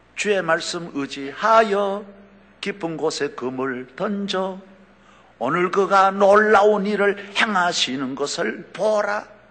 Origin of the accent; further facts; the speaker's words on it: South Korea; 저는 우리 한국 사람으로는